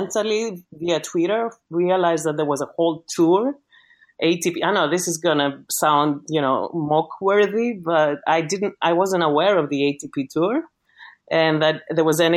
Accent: Greece; accent: Greek; English is a second language; moved away

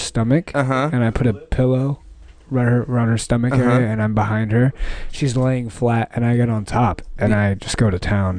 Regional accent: Dallas, Texas, United States; moved away

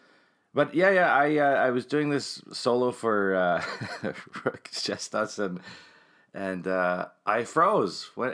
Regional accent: Winnipeg, Manitoba, Canada; also born or lived in Toronto (Ryerson); I was born very close to where you live, but I grew up on Johnson Avenue West in Elmwood.

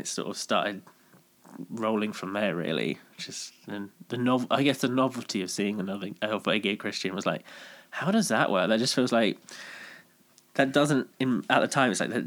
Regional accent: Bristol, South West England, United Kingdom; just growing up in Bristol, worked in retail

